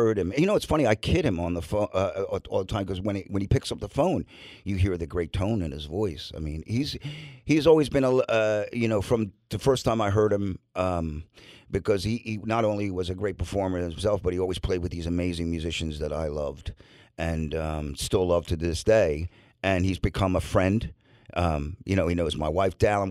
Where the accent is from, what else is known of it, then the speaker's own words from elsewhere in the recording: Bucks County, Pennsylvania, United States; where I grew up in Bucks County